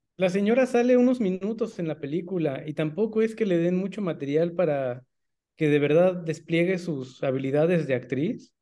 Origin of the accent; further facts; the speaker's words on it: Mexico; como mexicanos